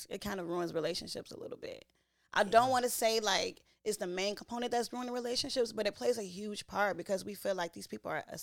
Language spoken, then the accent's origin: English; Chicago, Illinois, United States; We grew up in Chicago